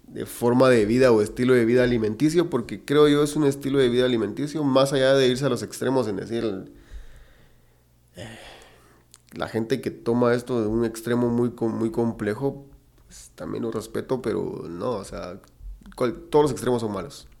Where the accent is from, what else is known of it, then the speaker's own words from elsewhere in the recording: Guatemala; somos un país que produce mucha carne